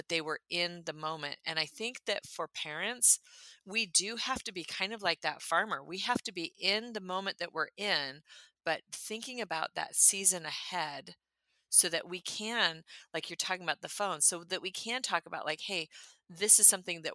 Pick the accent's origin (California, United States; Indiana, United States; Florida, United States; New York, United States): California, United States; moved away as an adult; also born or lived in Minnesota; now in Tennessee, United States; I'm from California